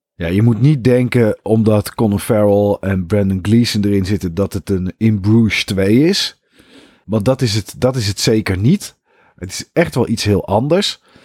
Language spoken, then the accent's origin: Dutch; Netherlands; wij Nederlanders